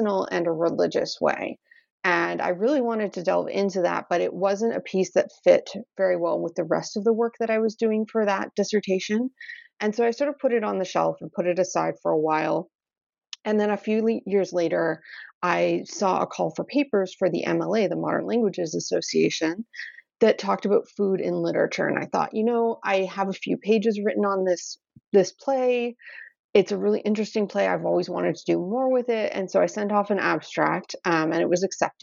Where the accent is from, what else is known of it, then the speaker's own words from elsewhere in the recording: Canada; also born or lived in Baltimore, United States; now in Edmonton, Canada; I grew up in Canada and I went to school in Ontario